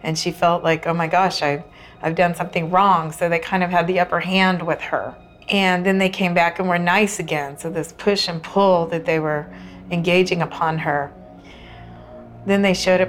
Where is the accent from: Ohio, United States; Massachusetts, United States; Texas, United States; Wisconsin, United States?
Texas, United States; New Braunfels; I'm from New Braunfels, Texas